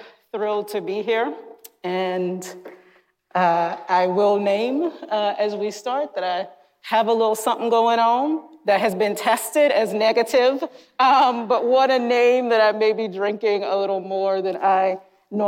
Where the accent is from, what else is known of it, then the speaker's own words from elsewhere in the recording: North Carolina, United States; moved away; Growing up in North Carolina in churches that in many ways I deeply loved and that shaped me